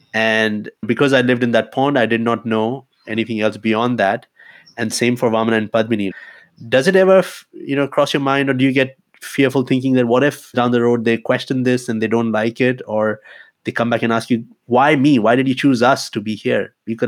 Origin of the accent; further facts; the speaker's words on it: India; English is a second language; I grew up in Indian system, so obviously there's a different meaning for respect of elders, somebody who's more educated or somebody who's higher up in the organization.